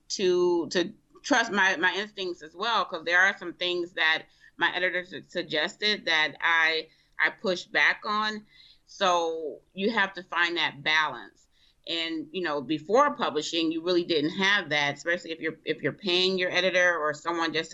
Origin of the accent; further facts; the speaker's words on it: Rochester, New York, United States; also born or lived in Bogalusa, Louisiana; I wasn't actually born in Rochester